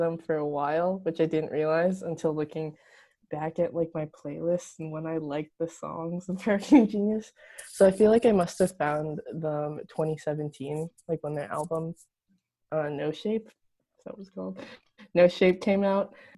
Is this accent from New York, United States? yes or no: no; Chicago, Illinois, United States; I'm from Chicago